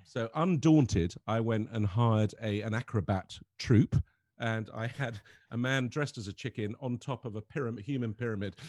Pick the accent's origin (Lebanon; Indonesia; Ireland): Lebanon; growing up in Lebanon